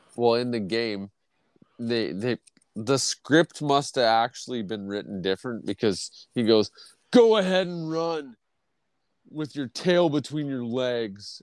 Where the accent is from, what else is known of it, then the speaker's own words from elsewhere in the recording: Canada; I'm Canadian